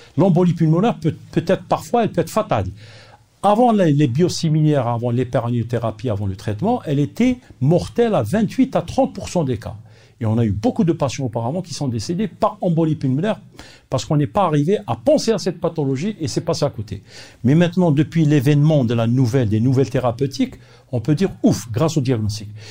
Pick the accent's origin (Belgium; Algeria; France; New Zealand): Algeria; Nous sommes parmi les pays peut-être les plus riches de l'Afrique